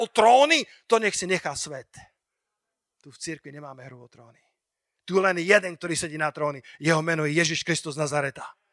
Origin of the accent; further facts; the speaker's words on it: Slovakia; ako malý Slovák